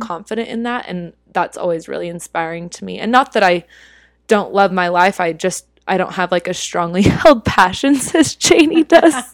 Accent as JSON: {"language": "English", "region": "Utah", "country": "United States", "tie": "born or raised there", "also_born_or_lived": "Philippines", "moved": "as an adult", "lives_now": "New York City, United States", "said": "growing up in Utah, it's pretty homogenous here."}